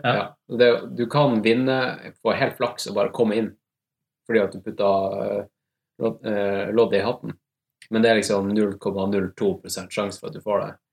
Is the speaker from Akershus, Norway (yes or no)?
no; Tromsø, Troms, Norway; accent: Tromsø dialect; moved away as an adult; now in Oslo, Norway; kommer fra Tromsø. Uh, har bodd i Oslo de siste ti årene, så jeg føler liksom Ja. Eneste måten du kan liksom skjønne at jeg er fra Tromsø på, er at jeg snakker Tromsø-dialekt